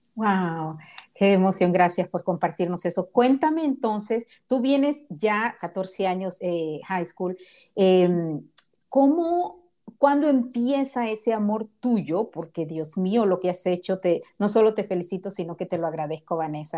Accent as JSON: {"language": "Spanish", "country": "Honduras", "moved": "yes", "lives_now": "United States", "said": "soy hondureña"}